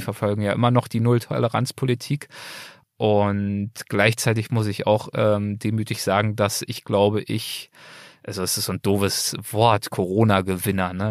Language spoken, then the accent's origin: German; Berlin, Germany; moved away as an adult; now in Los Angeles, United States; Berlin ist mein Geburtsort. Berlin ist der Ort, an dem ich aufgewachsen bin